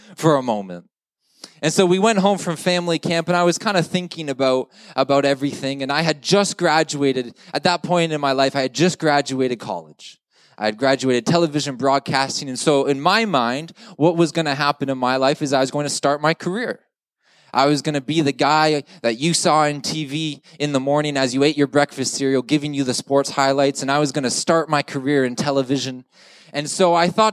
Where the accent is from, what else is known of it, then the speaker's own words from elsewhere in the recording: Ottawa, Ontario, Canada; moved away as an adult; now in Stockholm, Sweden; I'm just from Ottawa, Ontario, 5 hours up the road